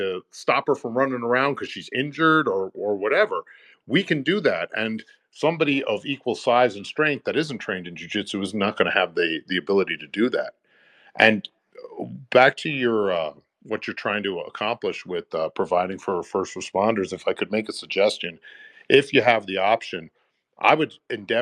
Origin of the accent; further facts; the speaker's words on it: New York City, New York, United States; I grew up in New York City